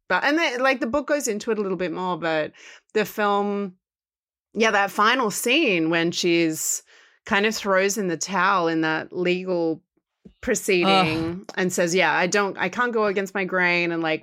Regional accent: Australia; Because I'm Australian

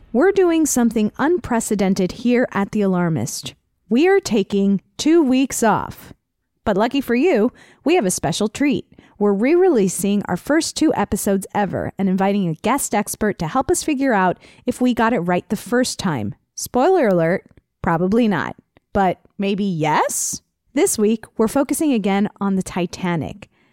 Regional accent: Miami, Florida, United States; I'm from Miami

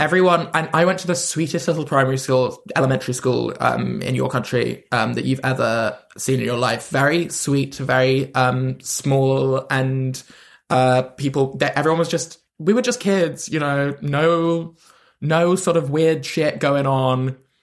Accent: London, United Kingdom; I'm from London

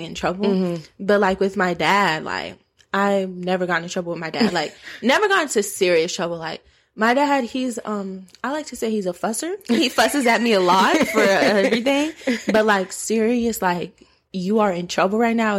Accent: Georgia, United States; also born or lived in Minnesota; we're from Georgia

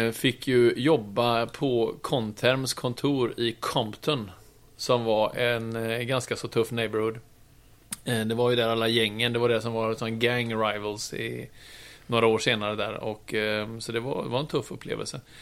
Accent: Trollhättan, Västra Götaland, Sweden; moved away as an adult; also born or lived in Oslo, Norway / Gothenburg; jag kom ju från Trollhättan

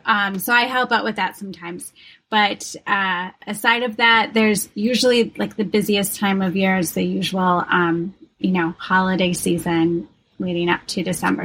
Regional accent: Wisconsin, United States; moved away as an adult; also born or lived in Rochester, New York / Pittsburgh / West Coast; I'm originally from Wisconsin. Um, grew up there

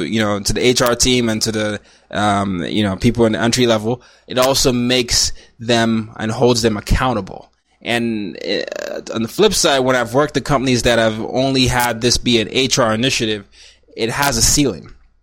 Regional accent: Lagos, Nigeria; now in New York City, United States; it reminds me of my hometown, Lagos, Nigeria, where it's very crowded, it's busy, there's even some dirt all over the place

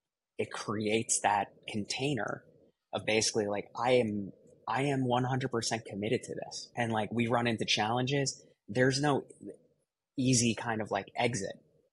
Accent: Midwest, United States; I grew up in the Midwest.

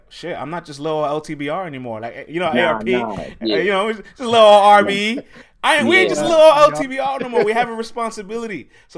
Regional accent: New York City, New York, United States; I'm from the Bronx.

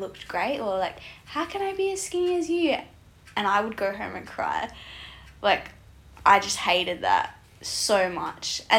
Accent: the Pilbara, Western Australia, Australia; I grew up in the Pilbara up north.

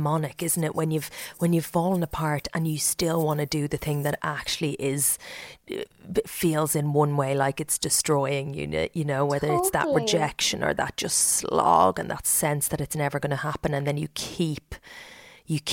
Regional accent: County Meath, Ireland; I grew up in Meath

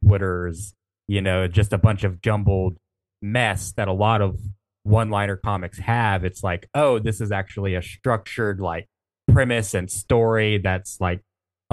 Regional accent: Mississippi, United States; I'm from Mississippi

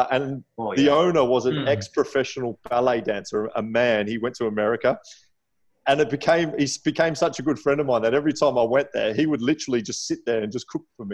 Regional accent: Adelaide, South Australia, Australia; also born or lived in England; I'm from Adelaide, well, I was born in England, but I'm from Adelaide.

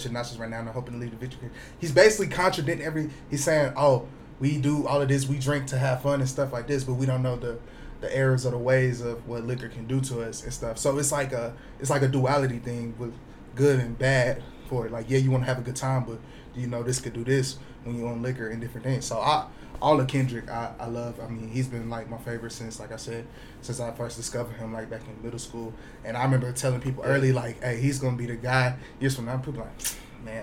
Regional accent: Houston, Texas, United States; moved away as an adult; I'm from Houston, Texas, born and raised

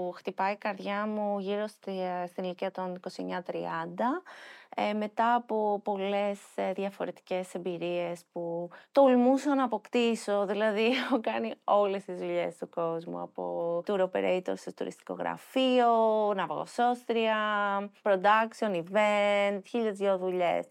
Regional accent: Athens, Attica, Greece; γεννήθηκα στην Αθήνα, μεγάλωσα στην Αθήνα

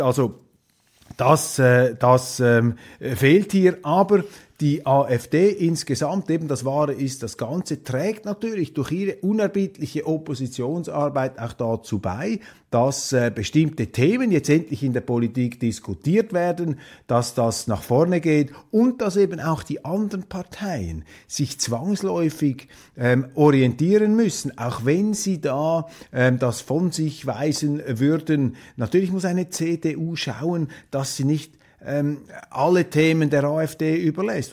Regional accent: Switzerland; wir Schweizer

